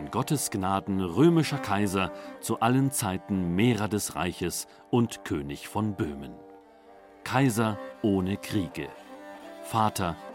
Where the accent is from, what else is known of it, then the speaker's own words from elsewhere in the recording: Czechia; als Tscheche bin ich den Menschen hier sehr dankbar